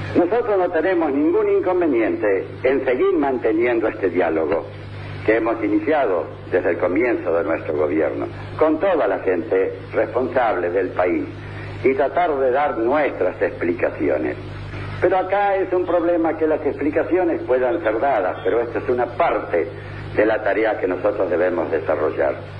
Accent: Argentina

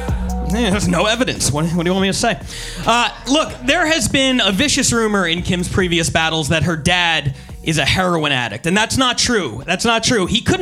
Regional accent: New Jersey, United States; I'm from New Jersey.

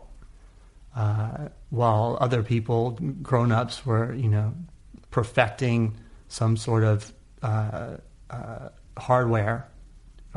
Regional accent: California, United States; also born or lived in Oakland; the thing about California in general, and in that area particularly, is just the amount of diversity. We're just lucky to have it as a kid

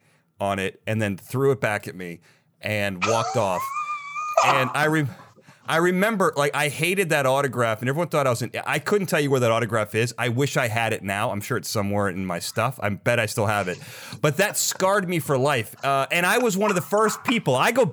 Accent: Chicago, Illinois, United States; I grew up in Chicago and I was, Bulls fan. I grew up during the Michael Jordan era

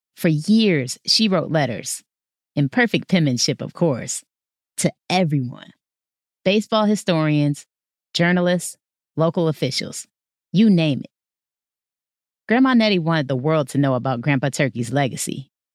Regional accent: Detroit, Michigan, United States; my hometown, Detroit

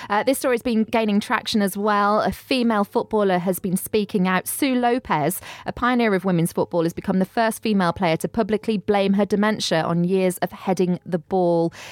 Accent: Black Country, West Midlands, United Kingdom; I'm from the Midlands, and, and I always, when I went on holiday when I was a youngster, everyone thought being from the Black Country that I was from Australia.

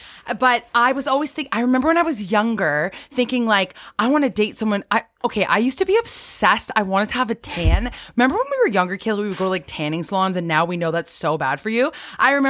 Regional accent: Cambridge, Ontario, Canada; we're from Cambridge, but that's the Kitchener-Waterloo area

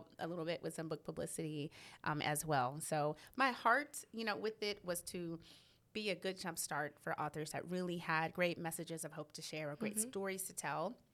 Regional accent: New Orleans, Louisiana, United States; also born or lived in Arlington, Texas / Dallas-Fort Worth, Texas; now in Waco, United States; my hometown is originally New Orleans, Louisiana

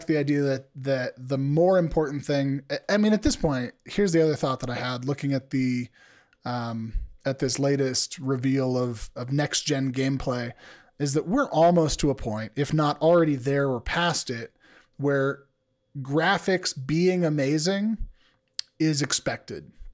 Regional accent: United States; as an American male

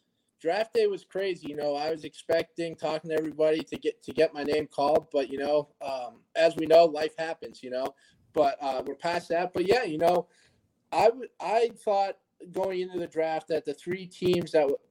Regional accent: New England, United States; You know, growing up in New England, huge Tom Brady fan

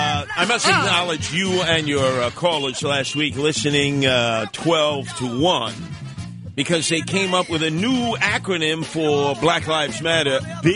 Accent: New York City, New York, United States; I had dogs originally when I was growing up in Canarsie.

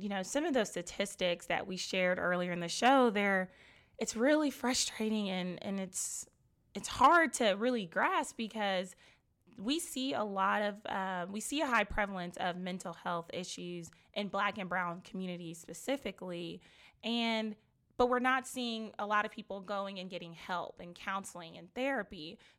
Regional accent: Nigeria; I can relate to that as well, being Nigerian, and it's just not something that people are very comfortable talking about.

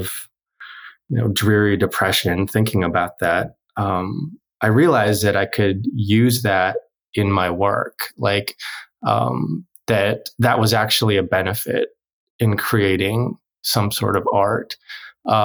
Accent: North Dakota, United States; first language Korean; also born or lived in South Korea; I'm an adoptee who grew up in North Dakota and I'm Korean

